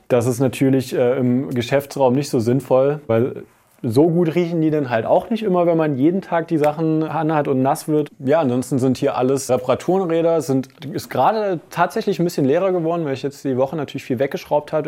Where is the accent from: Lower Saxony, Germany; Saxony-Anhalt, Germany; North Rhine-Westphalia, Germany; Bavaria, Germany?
Saxony-Anhalt, Germany; moved away as an adult; damals noch in meiner Heimat in Aachen, Sachsen-Anhalt